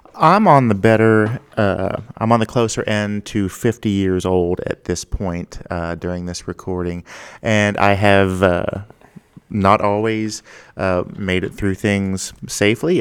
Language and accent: English; Ohio, United States; moved away; my hometown in Ohio